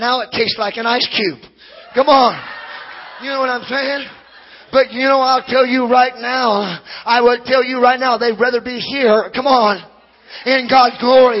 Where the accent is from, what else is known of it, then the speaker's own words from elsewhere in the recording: Hawaii, United States; Hey, I grew up in Casey. I sat there. I ran around the church. When I was 22, I didn't get fully saved. I got half saved. I had a pot problem. Because when you come from Maui, come on, you have issues.